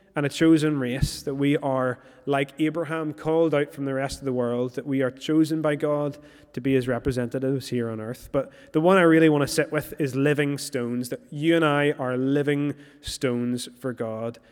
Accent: Moira, Northern Ireland, United Kingdom; moved away; I'm originally from Moira

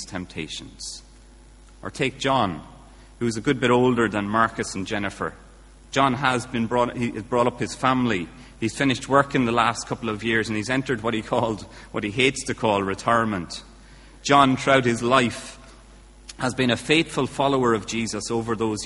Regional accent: Kilkenny, Leinster, Ireland; now in Bangor, United Kingdom; my accent's not from Bangor, unless Bangorians have had a true change in their accent. I'm from Kilkenny originally

